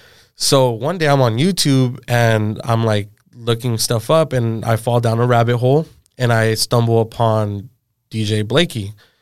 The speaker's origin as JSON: {"language": "English", "town": "Tustin", "region": "California", "country": "United States", "tie": "born or raised there", "said": "So I grew up in Orange County. Okay. Tustin, to be exact."}